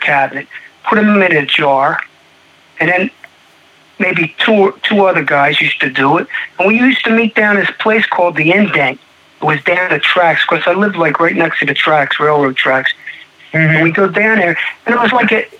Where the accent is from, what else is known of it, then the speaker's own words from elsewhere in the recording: Audubon, New Jersey, United States; accent: Philadelphia; moved away as an adult; also born or lived in Stratford, New Jersey / Arizona; I grew up in New Jersey, Audubon, New Jersey.